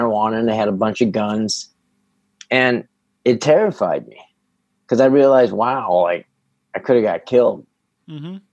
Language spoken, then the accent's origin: English; Northern California, United States; also born or lived in San Jose, California / Illinois; I was born in San Jose. We moved up to Northern California